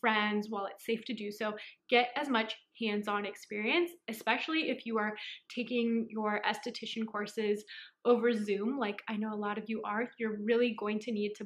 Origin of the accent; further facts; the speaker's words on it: San Francisco, California, United States; I'm from San Francisco, California